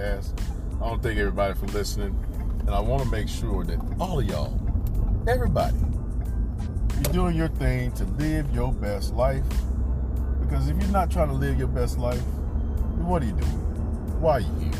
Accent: North Carolina, United States; Born and raised in North Carolina

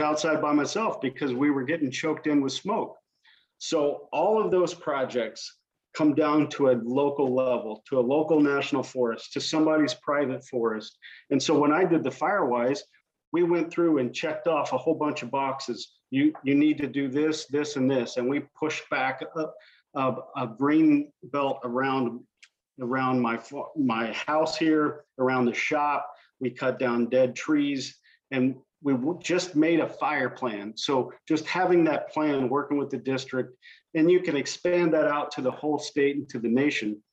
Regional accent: Southern Indiana, United States; moved away; also born or lived in Washington State; my background is I grew up in in Southern Indiana

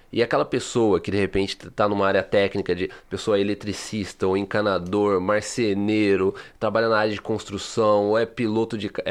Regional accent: Brazil; moved away; Eu, eu cresci assim no Brasil.

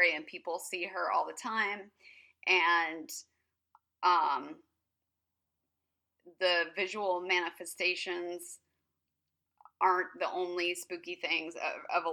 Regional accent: Placerville, California, United States; moved away; my hometown of Placerville, California

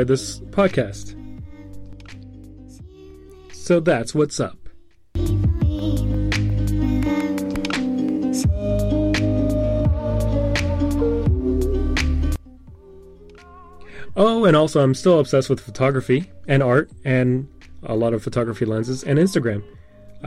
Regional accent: Texas, United States; moved away as an adult; also born or lived in Houston, Texas; now in Seoul, South Korea; I'm an American from Texas.

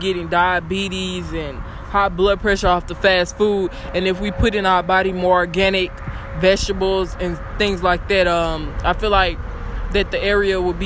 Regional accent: Dallas, Texas, United States; I'm from the Dallas-Fort Worth area. I've been living out here my whole life.

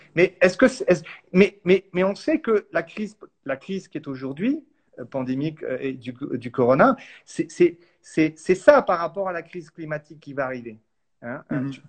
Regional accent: France; chez nous en France

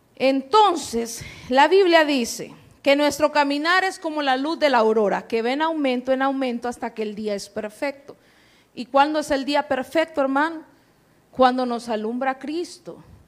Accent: Honduras; accent: catracho; en buen catracho

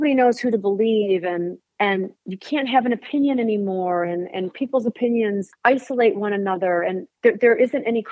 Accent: Saginaw, Michigan, United States; now in Clarkston, United States; I'm from Saginaw, Michigan, which is a small town.

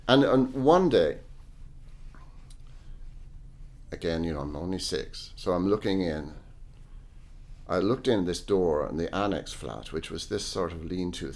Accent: Ireland; also born or lived in London; myself as an Irish person in Ireland

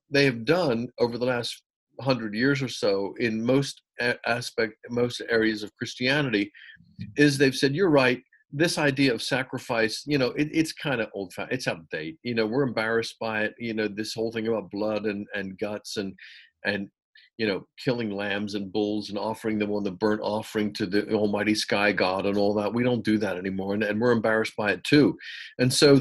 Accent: United States; moved away as an adult; also born or lived in England; I was brought up in the United States in a very evangelical Protestant home.

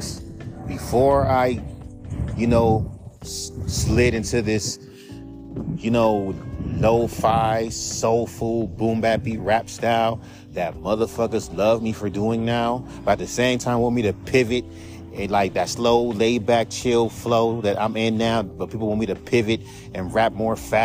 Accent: West Coast, United States; I'm from the West Coast

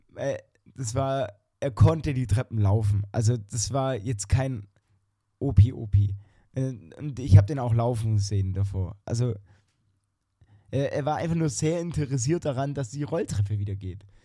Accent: Germany; wir als Deutsche

